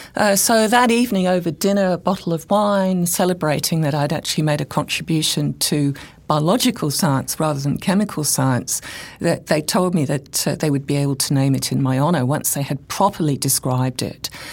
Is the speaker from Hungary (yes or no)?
no; England, United Kingdom; moved away as an adult; now in Brisbane, Australia; I come originally from England.